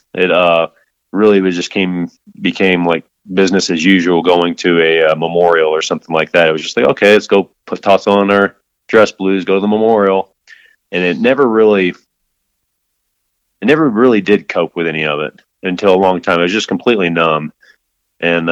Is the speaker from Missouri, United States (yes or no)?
yes; St. Louis, Missouri, United States; moved away as an adult; also born or lived in Kentucky / Virginia Beach / Monterey; now in Colorado Springs, United States; I was born in Kentucky in 81. I was raised in St. Louis.